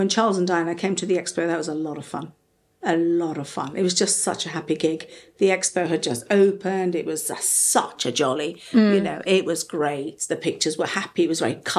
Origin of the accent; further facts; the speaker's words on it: Gibraltar; moved away; also born or lived in Madrid, Spain / London; I wasn't born in London. I was born in Gibraltar.